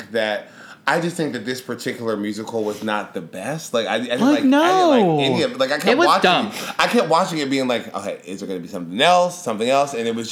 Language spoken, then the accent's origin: English; Chicago, Illinois, United States; I'm from Chicago.